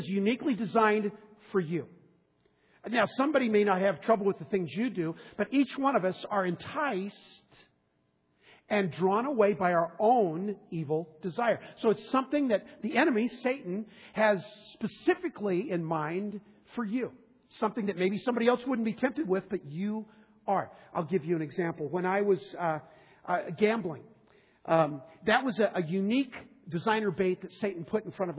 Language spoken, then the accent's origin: English; Southern California, United States; now in Minnesota, United States; I grew up in Southern California fishing in the ocean with my father.